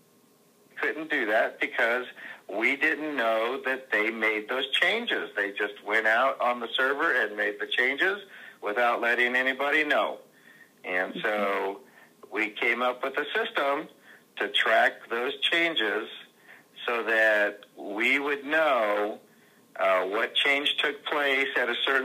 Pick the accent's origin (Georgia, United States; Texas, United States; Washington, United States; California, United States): California, United States; moved away as an adult; also born or lived in Southern Indiana; now in Indiana, United States; we came to Southern Indiana from California. It was where I was born and raised in 1998